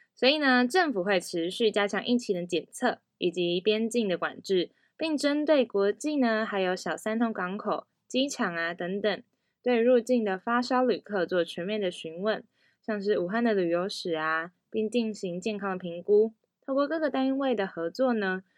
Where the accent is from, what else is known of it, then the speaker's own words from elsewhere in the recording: Taiparang and Antong communities, Hualien County, Taiwan; 我是来自太巴朗部落和安通部落的阿美族